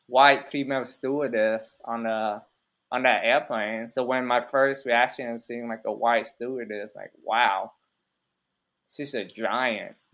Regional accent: Austin, Texas, United States; also born or lived in Vietnam / San Francisco; after when I first got to America, we was we was in uh, San Francisco for a little bit, where they drop all the Asians off. Yeah. And then we kind of drove to Austin. We had some relative here.

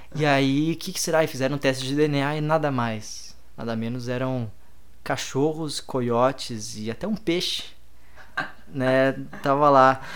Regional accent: Brazil; eu era do Brasil

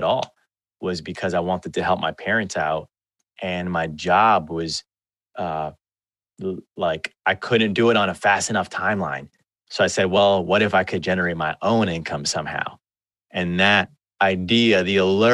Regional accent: New York City, New York, United States; I was born and raised in Washington Heights

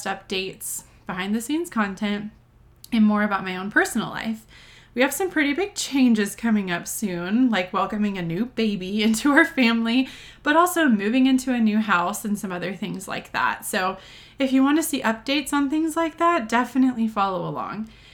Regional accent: Texas, United States; moved away as an adult; now in Denver, United States; I'm originally from Texas

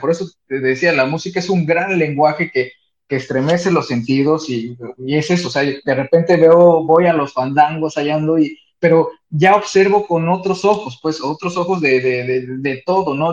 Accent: Veracruz, Mexico; soy jarocho y me voy a los fandangos

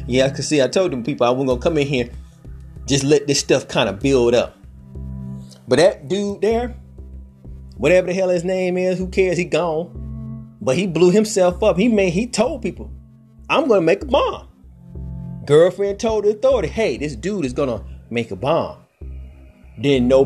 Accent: Georgia, United States; Georgia, my home state

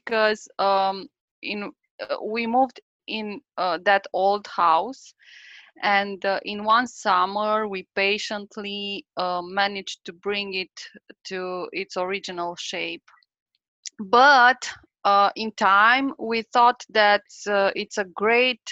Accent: Beiuș, Bihor County, Romania; English is a second language; moved away as an adult; also born or lived in Cluj-Napoca, Romania; now in Pădurea Craiului, Romania; I'm from Beiuș

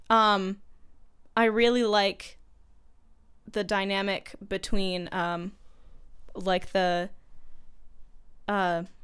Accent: Monterey, California, United States; born or raised there

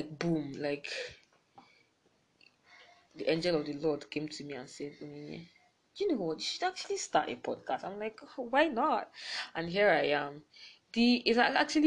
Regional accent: Enugu, Enugu State, Nigeria; I'm from Enugu

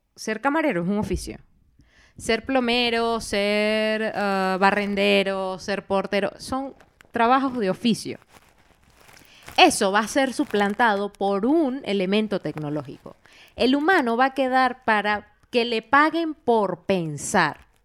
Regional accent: Venezuela; moved away; cuando volvamos a Venezuela

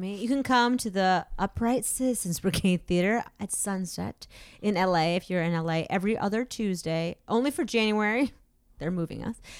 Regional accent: Massachusetts, United States; born or raised there

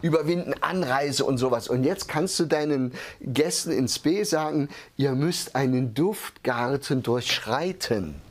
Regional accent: village near Hermsdorf, East Thuringia, Germany; Ich komme ja aus einem, wirklich aus Osttürmen, aus einem Dörfchen.

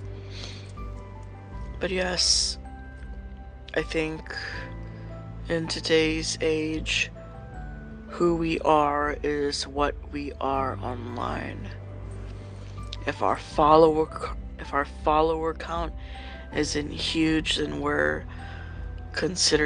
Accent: Hawaii, United States; moved away; I grew up in Hawaii

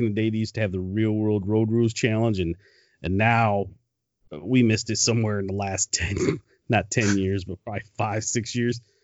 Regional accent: Detroit, Michigan, United States; born or raised there; moved away

